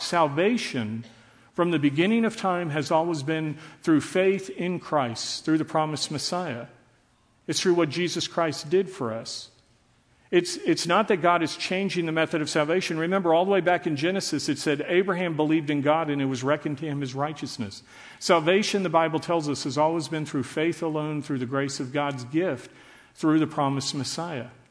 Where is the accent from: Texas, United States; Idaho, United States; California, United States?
Texas, United States; Dallas; I grew up in Dallas under desegregation